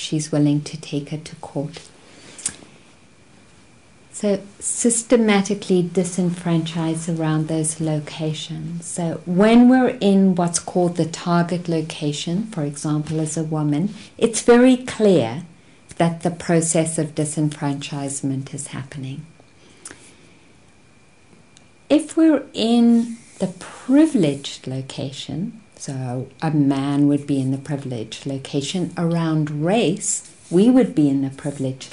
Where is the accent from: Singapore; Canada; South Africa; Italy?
South Africa; growing up in South Africa as a white person